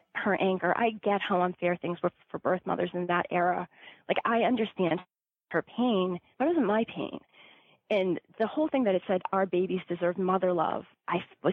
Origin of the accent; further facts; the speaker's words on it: Massachusetts, United States; growing up in Massachusetts